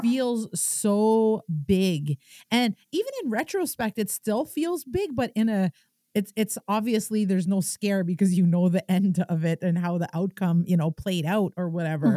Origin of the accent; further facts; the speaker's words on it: Kitigan Zibi, Quebec, Canada; I'm an entrepreneur from Kitigan, Zibi, and Anishinaabe.